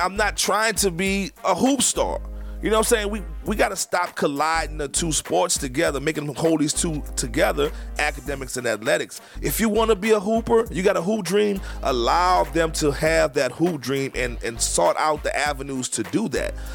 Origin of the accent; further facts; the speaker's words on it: New Orleans, Louisiana, United States; where I grew up in New Orleans